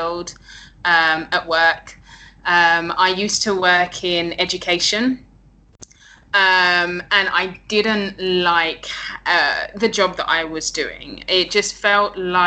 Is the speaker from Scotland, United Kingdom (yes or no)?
no; London, United Kingdom; moved away as an adult; now in Chiang Mai, Thailand; Born and raised in London, the UK